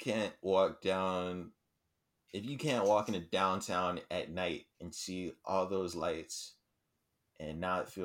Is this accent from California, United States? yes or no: no; Houston, Texas, United States